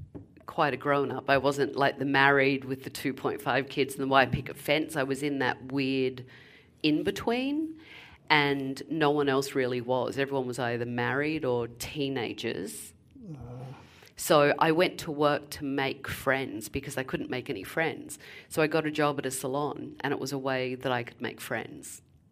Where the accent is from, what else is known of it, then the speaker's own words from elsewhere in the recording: London, United Kingdom; now in New Jersey, United States; I came from London, from Hampstead Heath to New Jersey. It was a little bit of a culture shock.